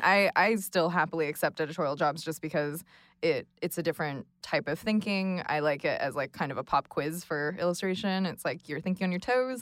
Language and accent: English; Los Angeles, California, United States; now in Brooklyn, United States; I am based in Brooklyn, but I'm originally from Los Angeles